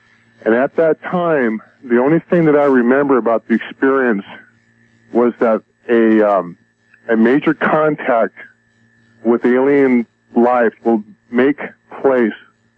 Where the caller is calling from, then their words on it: Los Angeles, California, United States; I'm calling from San Pedro, California, the L.A. Basin area.